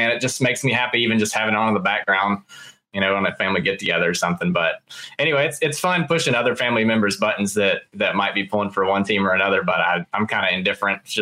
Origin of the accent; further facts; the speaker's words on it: Alabama, United States; also born or lived in Florida; I'm from Alabama.